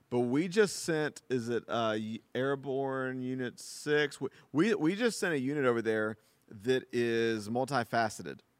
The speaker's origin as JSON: {"language": "English", "country": "United States", "said": "as an American"}